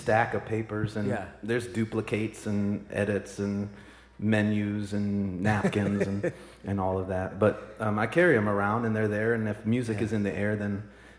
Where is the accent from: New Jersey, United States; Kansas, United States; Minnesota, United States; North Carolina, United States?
Minnesota, United States; moved away; I'm originally from Minnesota